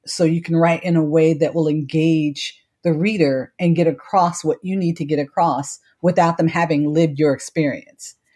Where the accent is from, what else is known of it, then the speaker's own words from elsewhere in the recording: Cleveland, Ohio, United States; moved away as an adult; also born or lived in Washington, D.C.; I was born and raised in Cleveland, Ohio, St. Luke's Hospital, which no longer exists